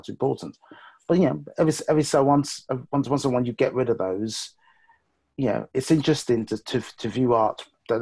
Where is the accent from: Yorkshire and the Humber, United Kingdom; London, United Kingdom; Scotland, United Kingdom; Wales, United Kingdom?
London, United Kingdom; I grew up in West London all my life.